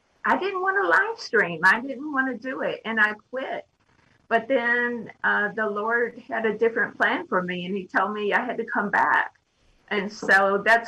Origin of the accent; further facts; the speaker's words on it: Midwest, United States; now in California, United States; I was born in the Midwest. I'm from the Midwest, actually.